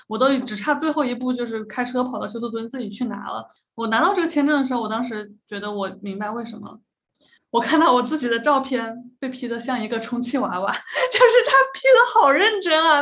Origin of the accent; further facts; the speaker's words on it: Hubei, China; moved away; 我的湖北的老家的奶奶